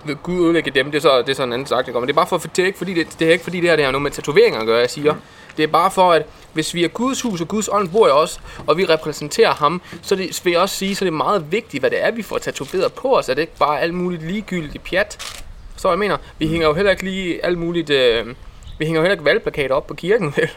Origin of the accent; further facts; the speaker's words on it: Herning, Central Denmark Region, Denmark; jeg var fra Herning af her. I hvert fald opvokset her.